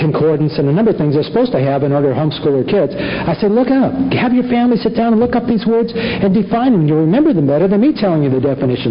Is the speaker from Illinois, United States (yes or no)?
no; Los Angeles, California, United States; I grew up in Los Angeles